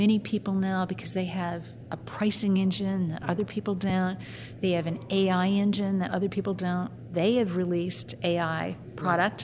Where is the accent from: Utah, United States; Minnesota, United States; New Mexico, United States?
Minnesota, United States; Minneapolis; I'm from the Minneapolis area, which is not that much different than Omaha, Nebraska